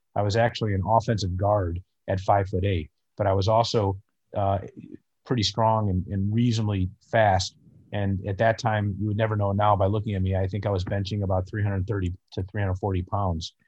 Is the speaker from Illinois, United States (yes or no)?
yes; northern suburbs of Chicago, Illinois, United States; I live in Chicago, and I grew up in the northern suburbs of Chicago